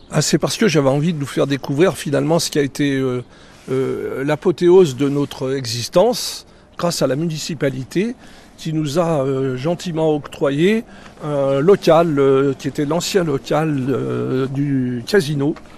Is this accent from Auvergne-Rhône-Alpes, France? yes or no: yes; Villard-de-Lans, Auvergne-Rhône-Alpes, France; je suis né à Villard-de-Lans, dans la rue piétonne